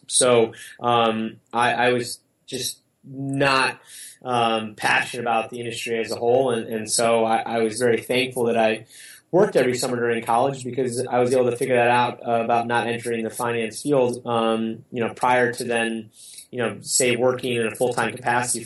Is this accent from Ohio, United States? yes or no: yes; Cleveland, Ohio, United States; I worked for my hometown team, the Cleveland Browns